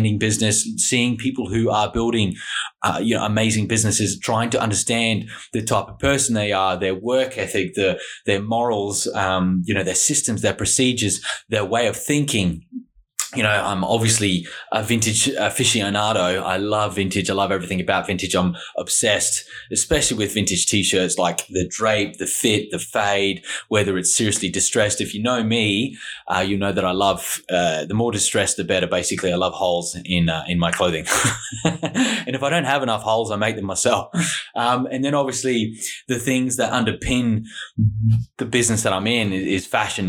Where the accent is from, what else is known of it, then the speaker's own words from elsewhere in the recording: Australia; now in Dubai, United Arab Emirates; I'm an Australian guy. I live here in Dubai in the UAE